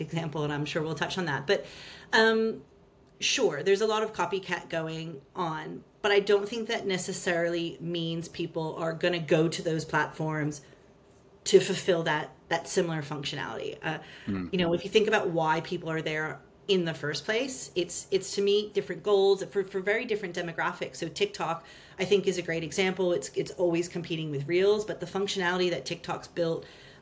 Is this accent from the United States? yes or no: yes; United States; accent: American; moved away as an adult; also born or lived in Australia / United Kingdom; now in London, United Kingdom; You'll hear from my accent, I'm American